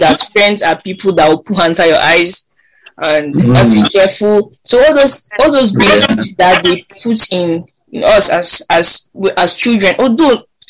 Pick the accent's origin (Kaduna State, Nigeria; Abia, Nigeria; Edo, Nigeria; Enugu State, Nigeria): Kaduna State, Nigeria; Kaduna; I grew up in Kandarawa